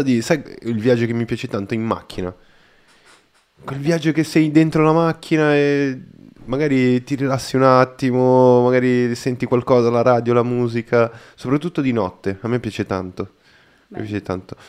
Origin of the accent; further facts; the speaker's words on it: Brazil; Italian is a second language; now in Italy; sono brasiliano